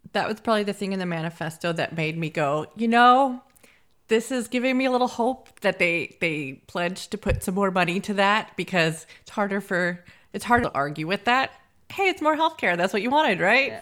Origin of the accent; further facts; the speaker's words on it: United States; now in Scotland, United Kingdom; we're from America